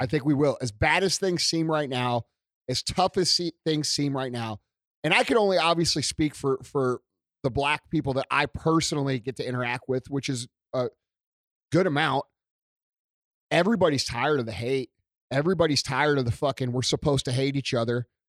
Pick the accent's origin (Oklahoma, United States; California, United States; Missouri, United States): Missouri, United States; St. Louis; being from Saint Louis